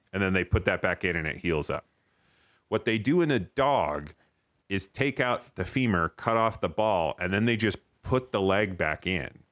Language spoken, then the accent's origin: English; East Coast, United States; moved away as an adult; now in Los Angeles, United States; we're from the East Coast